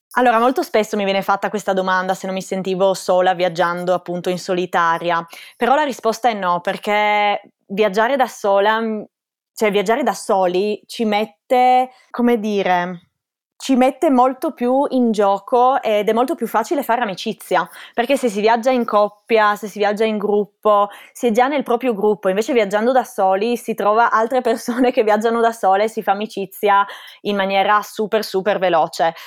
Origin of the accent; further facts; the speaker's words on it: Gorizia, Friuli-Venezia Giulia, Italy; moved away as an adult; also born or lived in Ontario, Canada; now in Austria; Io sono originaria del Friuli, di Gorizia. Vivo sul confine, proprio a 5 minuti dalla Slovenia, infatti sono bilingue dalla nascita